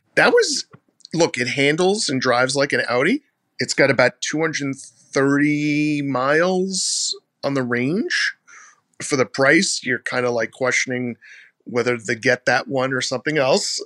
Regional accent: Mount Vernon, New York, United States; I'm from Mount Vernon, New York

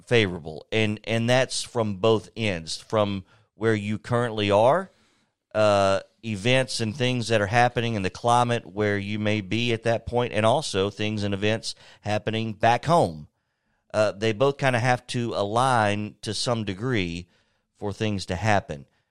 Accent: Lawrenceburg, Tennessee, United States; moved away as an adult; I'm from Lawrenceburg, born and raised, went to school there

